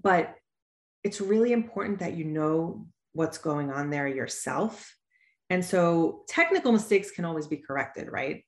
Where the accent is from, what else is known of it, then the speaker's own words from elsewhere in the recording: Suffolk County, Long Island, New York, United States; also born or lived in Pennsylvania; So I'm from Long Island, New York. I grew up in Suffolk County